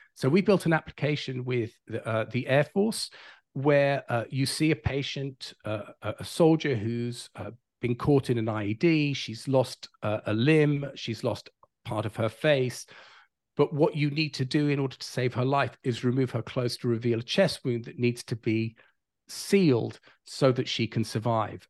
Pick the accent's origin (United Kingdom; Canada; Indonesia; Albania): United Kingdom; London; moved away as an adult; now in California, United States; I'm not from this side of the pond. I grew up in London, England